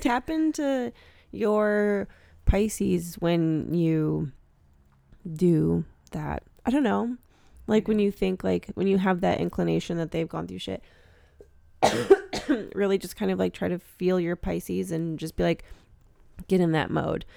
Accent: Wisconsin, United States; I'm from Wisconsin

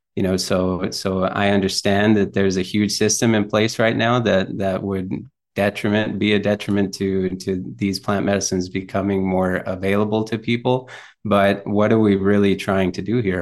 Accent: South Texas, United States; also born or lived in McAllen, Texas / Corpus Christi, Texas; I was born in South Texas in a small town called Fremont.

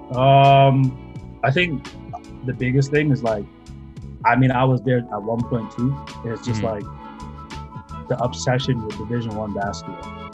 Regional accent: Mississauga, Ontario, Canada; also born or lived in Burlington; growing up in Mississauga

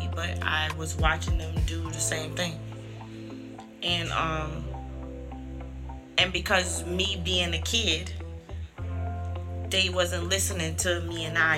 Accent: St. Petersburg, Florida, United States; Being in St. Pete, born in St. Pete, I've always felt like, you know, I'm in St. Pete, but a lot of people used to be like, where you from? I'm like, I'm from St. Pete.

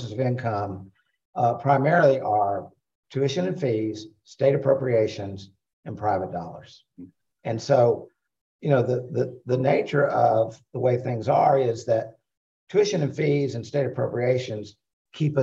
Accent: Bay St. Louis, Mississippi, United States; I grew up in Bay St. Louis.

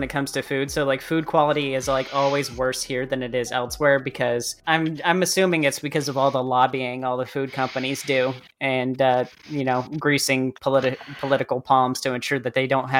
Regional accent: United States; In America, we love exploiting our tax systems.

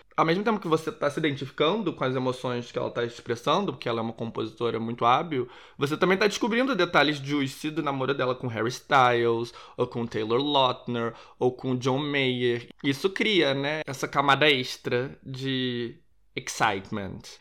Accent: Rio de Janeiro, Brazil; now in Portugal; eu sou do Rio de Janeiro, sou carioca

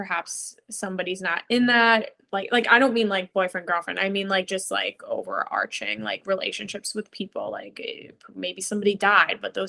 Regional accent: New York City, New York, United States; I grew up in New York City

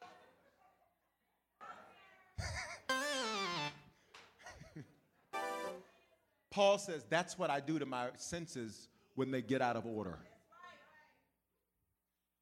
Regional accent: Memphis, Tennessee, United States; now in Denver, United States; I'm born in Denver, raised in the South, raised in Memphis. That's why I claim the South

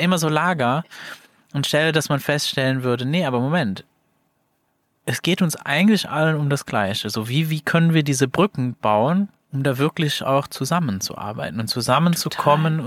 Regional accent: Luxembourg; moved away; als Luxemburger

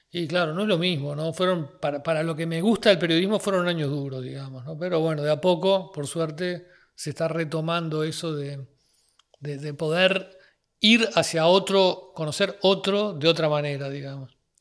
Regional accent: Uruguay; soy un uruguayo de 58 años

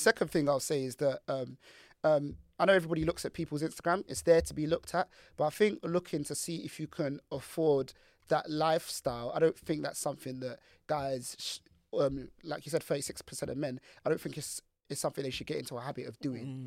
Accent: Nigeria; as a Nigerian man

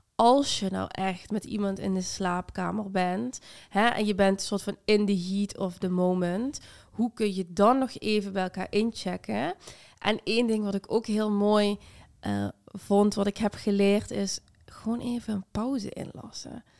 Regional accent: Limburg, Netherlands; moved away; also born or lived in Amsterdam; ik kom uit Limburg en heel gelovig en heel traditioneel

